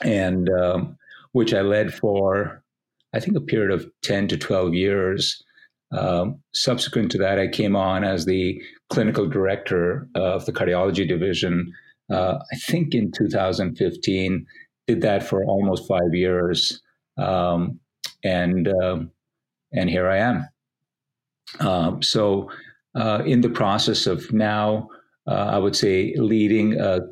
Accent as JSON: {"language": "English", "country": "India", "tie": "born or raised there", "also_born_or_lived": "Delhi / Pune / Mumbai / Oxford", "moved": "as an adult", "said": "I was born and raised in India"}